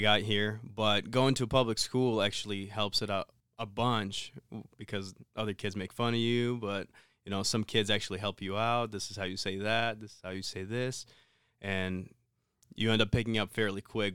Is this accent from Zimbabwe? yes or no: no; Ukraine; moved away; growing up in Ukraine, um, we were fairly poor